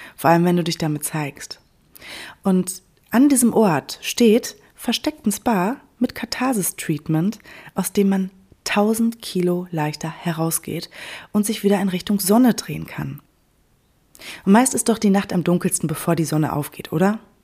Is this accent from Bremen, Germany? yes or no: no; Sauerland, North Rhine-Westphalia, Germany; also born or lived in Cologne; now in Berlin, Germany; das Sauerland, meine Heimat